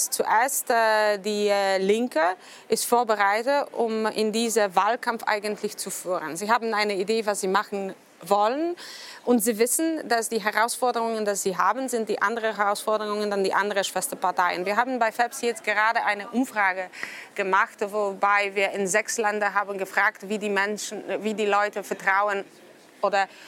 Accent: Poland; German is a second language; Hauptsache ist, dass für mich als Pole

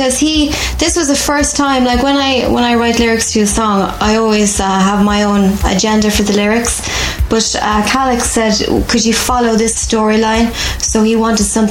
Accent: Ireland; I'm Irish.

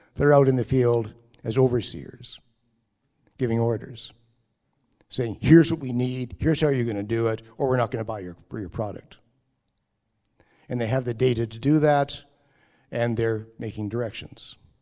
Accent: Canada; I'm speaking as a Canadian

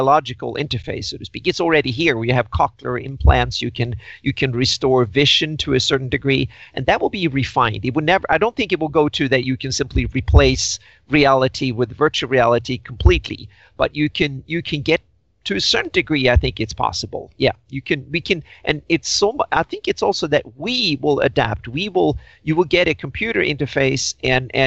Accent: Sweden; I grew up in Sweden

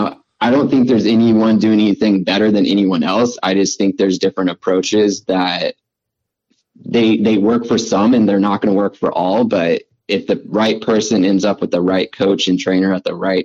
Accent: Washougal, Washington, United States; since that's in my hometown.

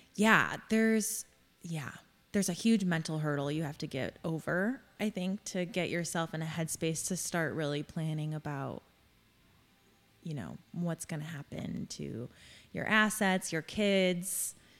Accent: Crown Point, Indiana, United States; I am born and raised in Crown Point

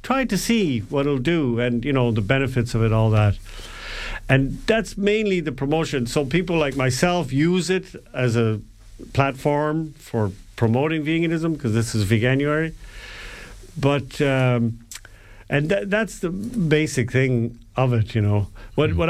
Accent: Ireland; we're Irish

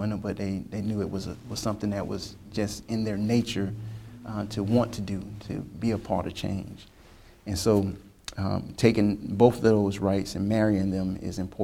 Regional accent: Lakeland, Florida, United States; I am a resident of the city of Lakeland, Florida

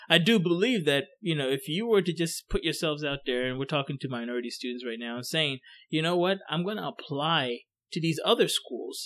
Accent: Coatesville, Pennsylvania, United States; also born or lived in Ghana; where I grew up in Coatesville, I mean, it was a mixture of everybody

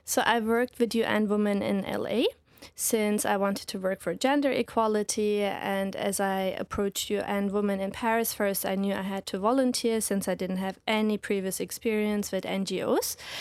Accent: Reutlingen, Baden-Württemberg, Germany; moved away as an adult; also born or lived in Lincoln, United Kingdom / London, United Kingdom; now in Hawaii, United States; So I'm from Germany, raised by Turkish parents

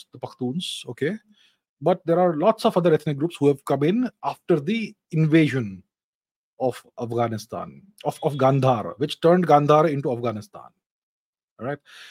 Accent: India; We Indians

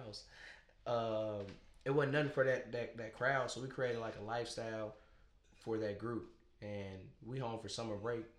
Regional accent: Nashville, Tennessee, United States; I'm from Bordeaux. They from Antioch. You know what I'm saying? We just south side, north side. We just raised different.

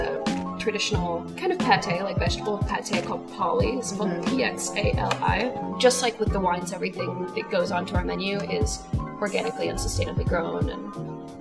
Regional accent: Oklahoma, United States; moved away; I grew up in Oklahoma

